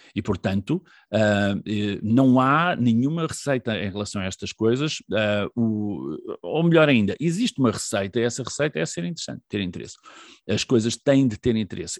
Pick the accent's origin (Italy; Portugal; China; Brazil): Portugal; Figueira da Foz, Centro; moved away as an adult; also born or lived in Viseu; now in Caldas da Rainha, Portugal; nasci em, em Viseu, uh, vivi toda a minha adolescência na Figueira da Foz